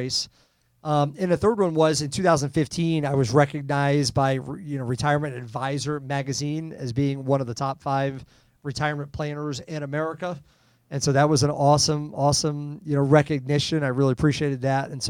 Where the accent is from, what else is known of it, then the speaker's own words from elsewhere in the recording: Rhode Island, United States; now in Kansas City, United States; I live in Kansas City now, but I grew up in Rhode Island.